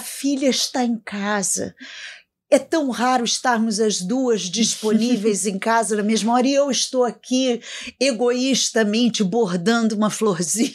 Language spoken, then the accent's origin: Portuguese; São Pedro, São Paulo, Brazil; sou da cidade de São Pedro, interior de São Paulo